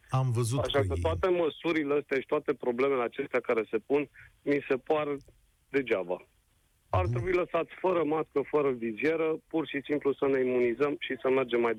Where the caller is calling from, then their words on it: Brașov, Brașov County, Romania; Sunt … din Brașov, am doi copii